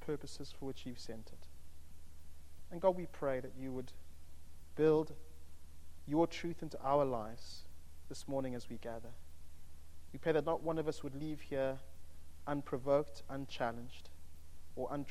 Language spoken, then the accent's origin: English; United Kingdom; if we are from the United Kingdom